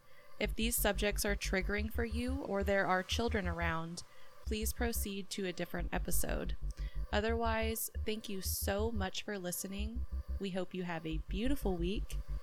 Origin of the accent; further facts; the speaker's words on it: Midwest, United States; we were just talking about how since we're from the Midwest, we do not have an accent, which we technically do, but we just don't.